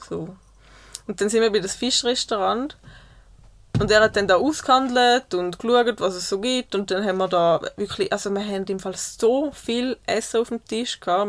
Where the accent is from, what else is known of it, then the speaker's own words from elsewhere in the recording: Switzerland; ich als Schweizer